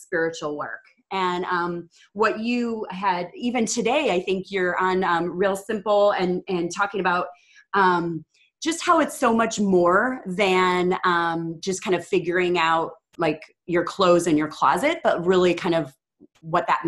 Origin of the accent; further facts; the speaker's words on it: Midwest, United States; moved away as an adult; now in Texas, United States; I'm from the Midwest and I moved to the South. So now I'm in Texas.